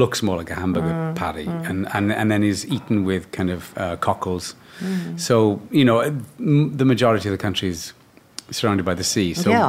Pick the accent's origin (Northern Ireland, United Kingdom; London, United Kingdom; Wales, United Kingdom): Wales, United Kingdom; Cardiff; In Cardiff, in Wales